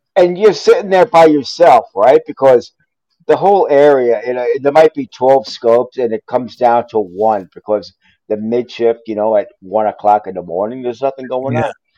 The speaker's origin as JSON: {"language": "English", "region": "New York", "country": "United States", "also_born_or_lived": "outside Chicago", "moved": "yes", "lives_now": "Chicago area, United States", "said": "I'm originally from New York"}